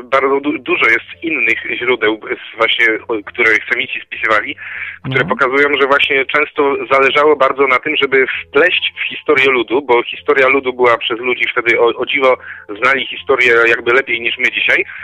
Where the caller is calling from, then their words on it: Koszalin, West Pomeranian Voivodeship, Poland; z Koszalina dzwonię.